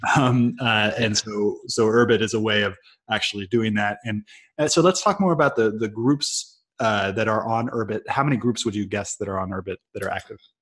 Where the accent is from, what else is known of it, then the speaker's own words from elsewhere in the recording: Silicon Valley, California, United States; moved away; also born or lived in Brazil; I grew up in Silicon Valley